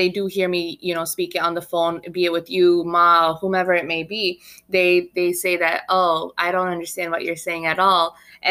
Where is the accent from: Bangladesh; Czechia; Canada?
Bangladesh; Sylhet, Sylhet Division; when people hear that I'm from Sylhet, they say, oh, you're from Sylhet? Your language is so hard to understand. Your dialect is so hard to understand.